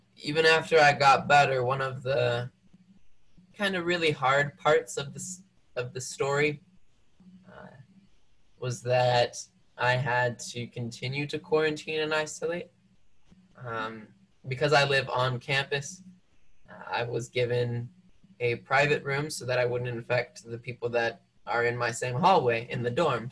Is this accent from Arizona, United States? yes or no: yes; Mesa, Arizona, United States; moved away as an adult; also born or lived in Ecuador; now in Provo, United States; I grew up in Mesa, Arizona